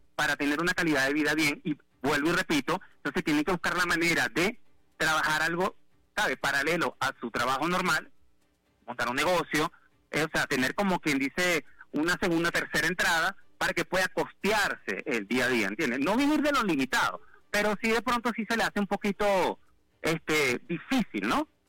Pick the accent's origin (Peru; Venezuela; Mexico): Venezuela; Caracas, Capital District; moved away as an adult; now in Bogotá, Colombia; salí de Caracas